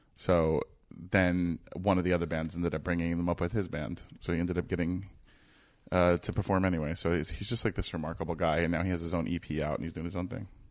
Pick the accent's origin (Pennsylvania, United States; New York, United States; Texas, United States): New York, United States; I'm from New York